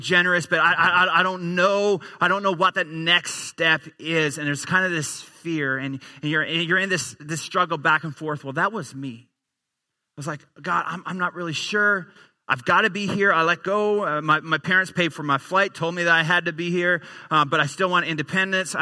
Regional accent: Newfoundland and Labrador, Canada; moved away as an adult; also born or lived in Edmonton; I grew up in the easternmost province in our country, a little province called Newfoundland.

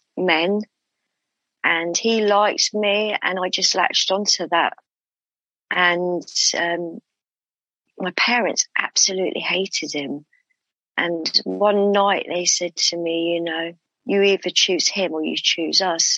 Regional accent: London, United Kingdom; I was born in London. Um, and that's where I still live in London in the UK

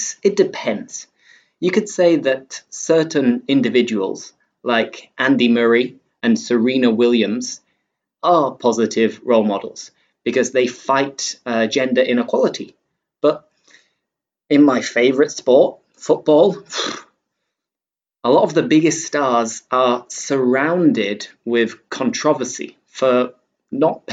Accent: England, United Kingdom; I'm English

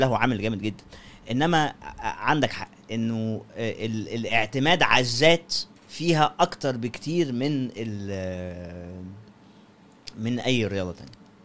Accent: Egypt; إحنا نفسنا كمصريين

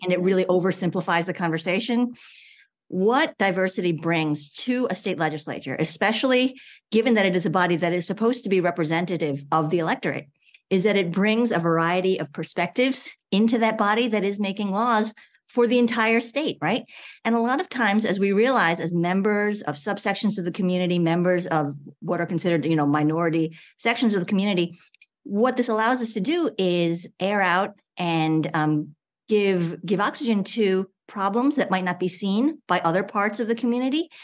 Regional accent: New York, United States; now in Georgia, United States; I grew up in New York

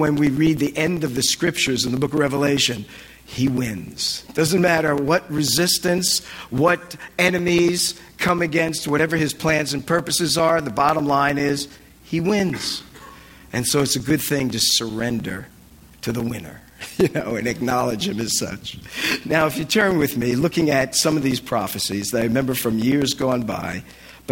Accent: New Jersey, United States; moved away as an adult; also born or lived in Annapolis / Massachusetts; I'm from Jersey, so it was in northern Jersey.

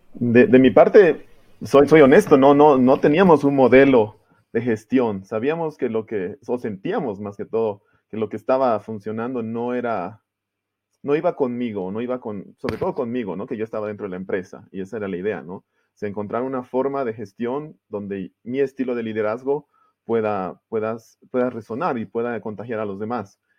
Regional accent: Santa Cruz de la Sierra, Santa Cruz, Bolivia; also born or lived in Germany; en Bolivia, y fui a Alemania a estudiar. Estuve fuera desde el 97 hasta el 2008 que regresé al país

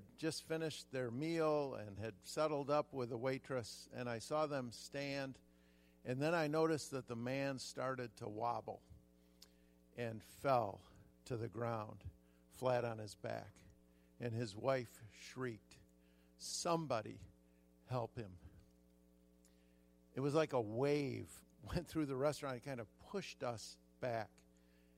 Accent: southern Ohio, United States; also born or lived in Michigan; now in California, United States; When I was a kid, I was born in Michigan. We moved to southern Ohio, and I was about 8 years old

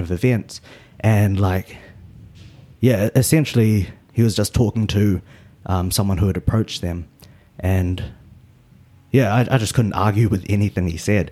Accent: Auckland, New Zealand; I was born in New Zealand. My parents are from Malaysia. Um, and at the moment, I'm living out in, uh, Westmere. So, lived kind of pretty central my whole life

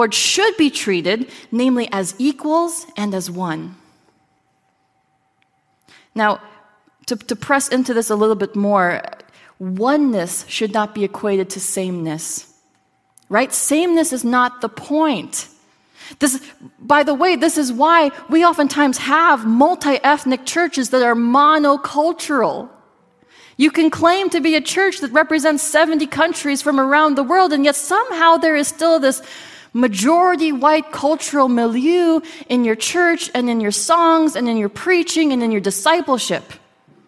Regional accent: Minnesota, United States; I grew up in Minnesota

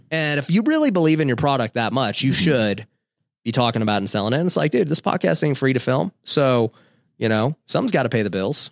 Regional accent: Las Vegas, Nevada, United States; my wife and I were both we grew up in Vegas

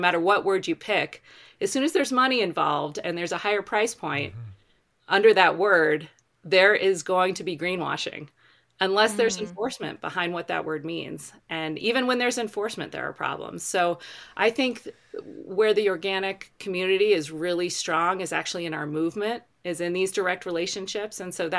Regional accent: Colorado, United States; they're in my home state of Colorado on the Front Range.

